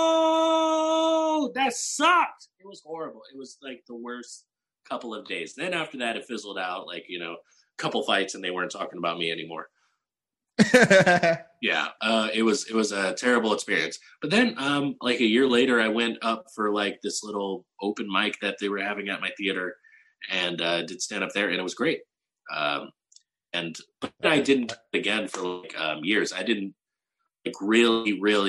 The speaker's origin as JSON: {"language": "English", "town": "San Antonio", "region": "Texas", "country": "United States", "also_born_or_lived": "Portland, Oregon", "moved": "as an adult", "lives_now": "Austin, United States", "said": "I'm originally from San Antonio"}